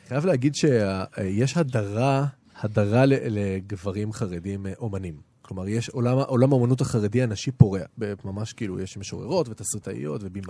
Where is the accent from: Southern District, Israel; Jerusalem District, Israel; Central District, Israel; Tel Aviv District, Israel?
Jerusalem District, Israel; Jerusalem; גדלתי בירושלים, נולדתי בירושלים.